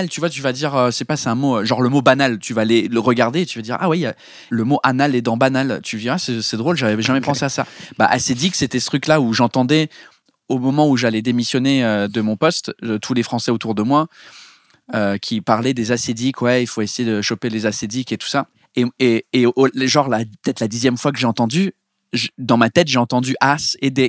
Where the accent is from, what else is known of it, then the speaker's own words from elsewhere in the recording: England, United Kingdom; now in France; même si le premier spectacle euh, a été marketé comme je suis un Anglais en France